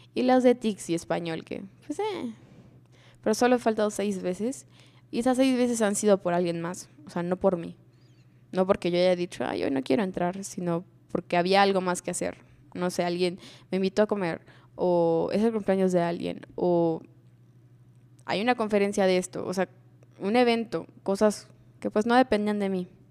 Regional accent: Mexico; Como cultura mexicana

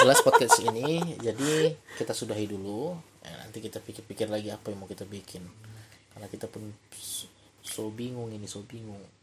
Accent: Tebing Tinggi, North Sumatra, Indonesia; also born or lived in Bekasi / Medan; asal muasalku itu dari tebing tinggi

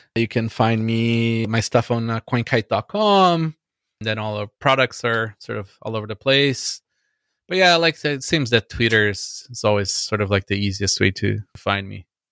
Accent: Brazil; now in Canada; I grew up in Brazil

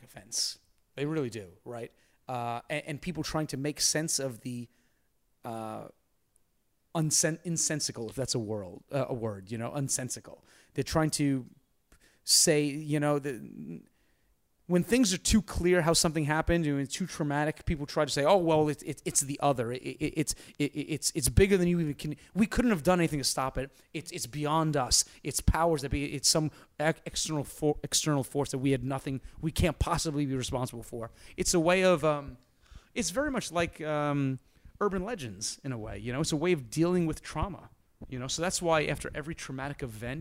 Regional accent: New York, United States; I'm a New Yorker

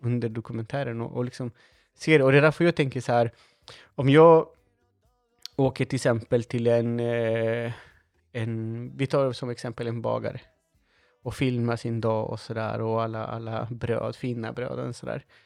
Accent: Chile; now in Sweden; det var här jag växte upp

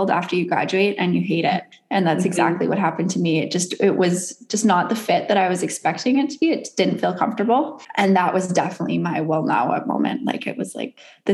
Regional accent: Bowen Island, British Columbia, Canada; I grew up on Bowen Island, which is like 20 minutes off of West Vancouver

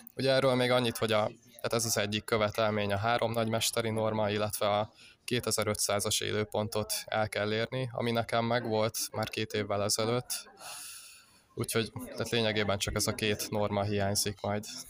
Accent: Uszód, Bács-Kiskun, Hungary; én Kalocsa környékéről származok

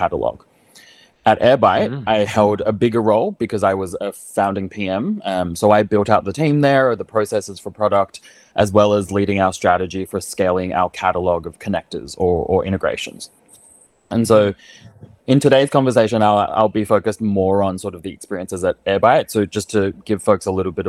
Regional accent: Australia; moved away; I'm Australian.

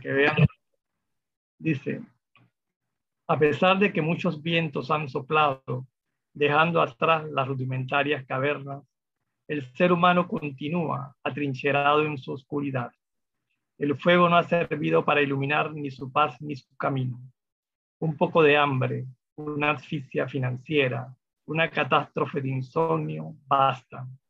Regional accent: Panama; yo, sentía como ciudadano de, los eventos y cosas que suceden en mi país

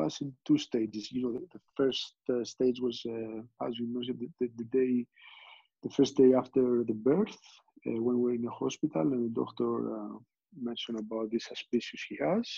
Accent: Greece; moved away; I was born and raised in Greece

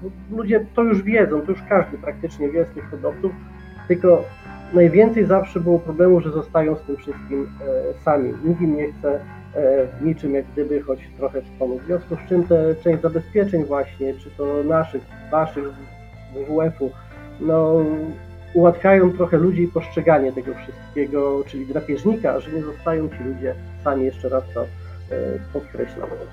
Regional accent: Subcarpathian Voivodeship, Poland; u nas na Podkarpaciu

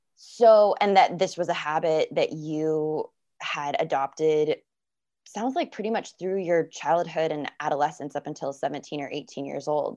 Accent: Florida, United States; I'm from Florida

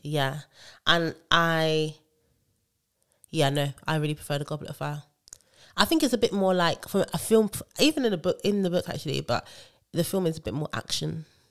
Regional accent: Nigeria; I love being Nigerian

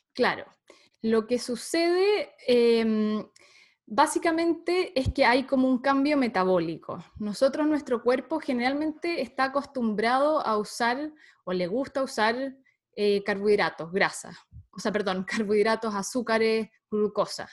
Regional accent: Santiago, Santiago Metropolitan Region, Chile; soy chilena, em, nací en Santiago de Chile.

